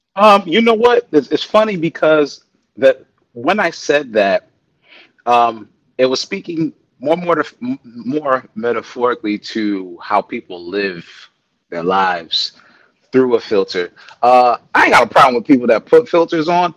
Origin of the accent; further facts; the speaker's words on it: New York, United States; now in Texas, United States; I am, but you know what it means being a New Yorker